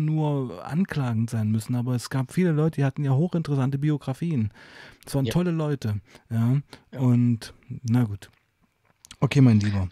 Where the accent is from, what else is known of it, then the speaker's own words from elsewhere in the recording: East Germany, Germany; ich auch Ostdeutscher bin und eben auch die Wende sehr aktiv mitgemacht habe